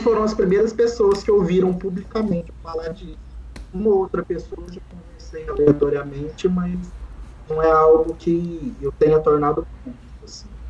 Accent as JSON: {"language": "Portuguese", "country": "Brazil", "said": "nós que somos brasileiros"}